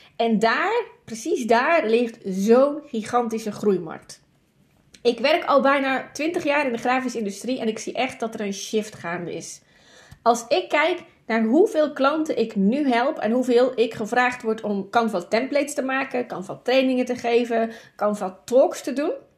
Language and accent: Dutch; Zeeland, Netherlands; Ik ben een Zeeuwse. Water is altijd dichtbij.